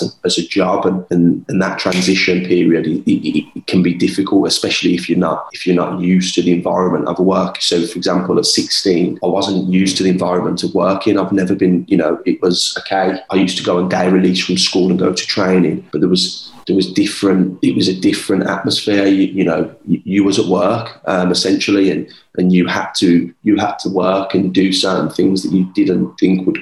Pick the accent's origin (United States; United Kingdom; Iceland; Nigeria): United Kingdom; Birmingham, West Midlands; I'm from Birmingham, as you could probably tell with my accent.